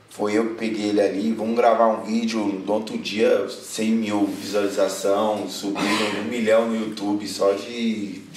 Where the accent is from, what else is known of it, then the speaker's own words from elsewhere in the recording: Itapecerica da Serra, São Paulo, Brazil; A gente é de Tapsirica da Serra, né? Eu nasci lá, acredito que o Lucas também.